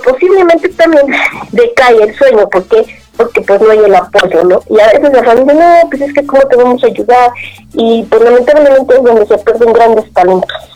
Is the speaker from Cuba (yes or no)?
no; Mexico